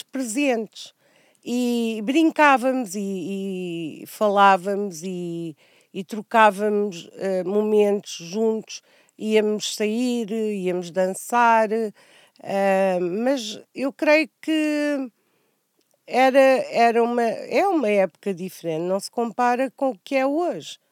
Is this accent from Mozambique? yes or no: yes; Angoche, Nampula, Mozambique; Nasci em António Enes, um, era, era uma cidade muito pequena, uh, cresci, cresci a brincar uh, na terra